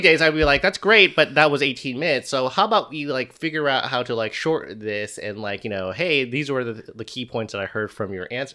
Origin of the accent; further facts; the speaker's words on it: United States; as an American